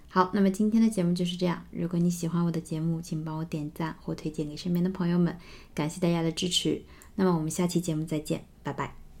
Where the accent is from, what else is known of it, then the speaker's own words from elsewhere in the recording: China; 我们中国人